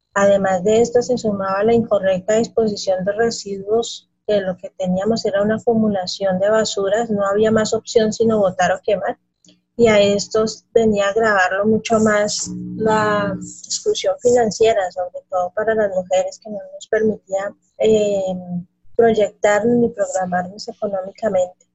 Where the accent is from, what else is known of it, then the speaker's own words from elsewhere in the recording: Boyacá, Colombia; Soy colombiana, soy de mm, eh, origen boyacense, es un departamento de Boyacá, aquí en el centro del país.